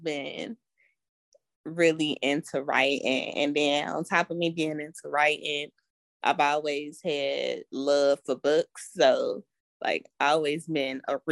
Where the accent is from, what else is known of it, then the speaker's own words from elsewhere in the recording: Louisville, Kentucky, United States; I'm 22 and I'm from Louisville, Kentucky